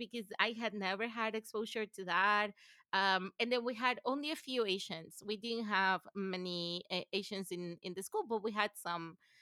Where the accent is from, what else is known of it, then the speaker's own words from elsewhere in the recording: Venezuela; English is a second language; moved away as an adult; also born or lived in Gainesville, Florida / College Station, Texas / Vienna / Detroit; now in United States; I grew up in Venezuela and lived in Venezuela until I was almost eighteen